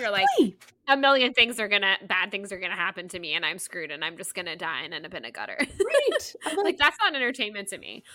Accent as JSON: {"language": "English", "region": "Southeast", "country": "United States", "tie": "born or raised there", "said": "I was born and raised in the Southeast"}